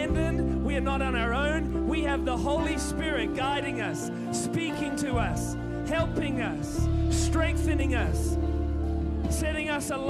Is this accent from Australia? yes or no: yes; Sydney, New South Wales, Australia; I'm from Sydney